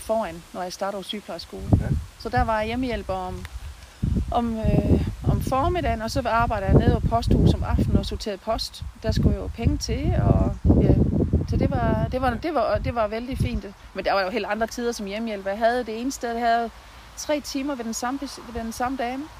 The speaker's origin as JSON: {"language": "Danish", "town": "Bramdrup", "region": "Southern Denmark", "country": "Denmark", "tie": "born or raised there", "also_born_or_lived": "Christiansdal / Svendborg", "lives_now": "Haderslev, Denmark", "said": "der har jeg haft min barndom og min ungdom"}